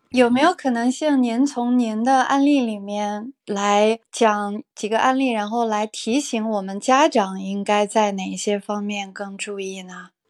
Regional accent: China; 好像我们中国人大部分人在三十来岁就放弃自己了

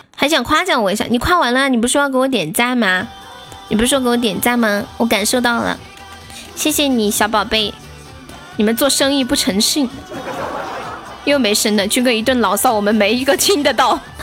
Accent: Sichuan, China; 我们四川人

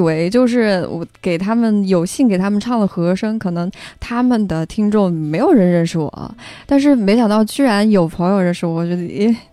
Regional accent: Ya'an, Sichuan, China; moved away as an adult; now in Beijing, China; 我在雅安，我们家

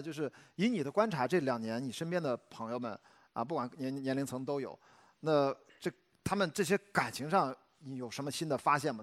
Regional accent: Shandong, China; moved away as an adult; also born or lived in Beijing; 我虽然在山东

